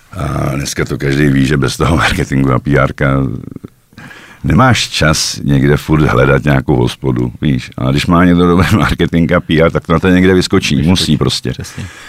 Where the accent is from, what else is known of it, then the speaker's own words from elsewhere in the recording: Czechia; moved away as an adult; now in Slovakia; jsem Čech